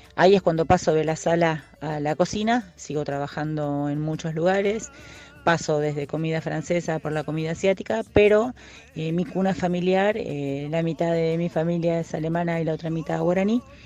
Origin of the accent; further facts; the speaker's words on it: Argentina; also born or lived in Brazil; soy argentina eh, y soy cocinera